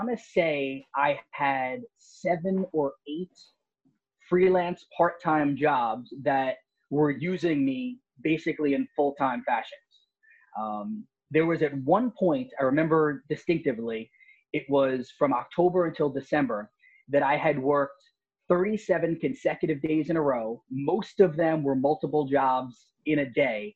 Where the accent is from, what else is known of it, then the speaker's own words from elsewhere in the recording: Long Island, New York, United States; I'm from Long Island